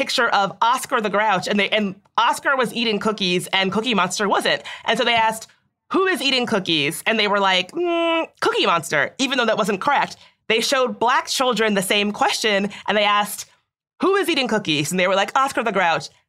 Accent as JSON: {"language": "English", "town": "Chicago", "region": "Illinois", "country": "United States", "said": "I'm from Chicago."}